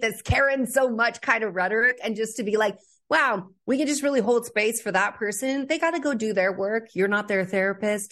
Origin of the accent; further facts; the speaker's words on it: California, United States; I grew up in California